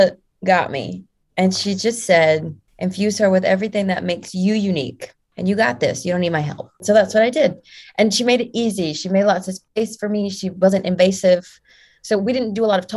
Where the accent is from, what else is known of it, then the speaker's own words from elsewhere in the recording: United States; I'm an American